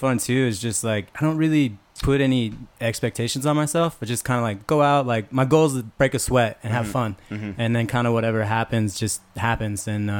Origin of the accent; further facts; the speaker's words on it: Missoula, Montana, United States; also born or lived in San Francisco; I was born in San Francisco. When I was about 5 years old, my mom moved up to Missoula, Montana, which is Western Montana, Northern Rockies.